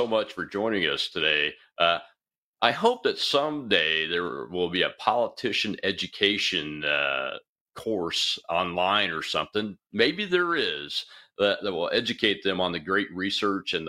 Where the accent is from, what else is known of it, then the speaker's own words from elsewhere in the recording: Mississippi, United States; from Mississippi, my home state